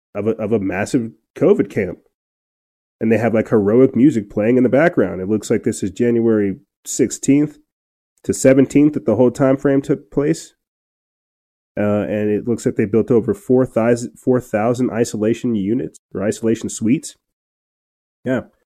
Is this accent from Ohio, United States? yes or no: no; New Mexico, United States; moved away; my hometown up north in New Mexico